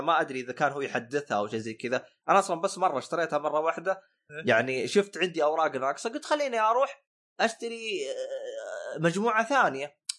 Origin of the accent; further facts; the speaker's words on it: northern Saudi Arabia, Saudi Arabia; also born or lived in Western Region, Saudi Arabia; انا اعتبر شمالي